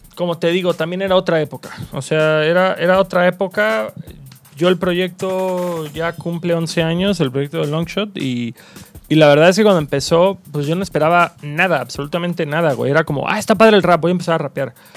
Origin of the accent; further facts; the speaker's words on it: Cancún, Quintana Roo, Mexico; moved away as an adult; also born or lived in Mérida / Mexico City; Soy nacido en Mérida, registrado en Cancún